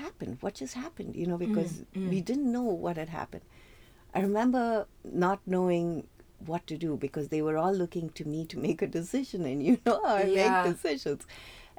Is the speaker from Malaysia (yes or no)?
no; South India, India; moved away as an adult; now in United States; growing up in India, especially in the south of India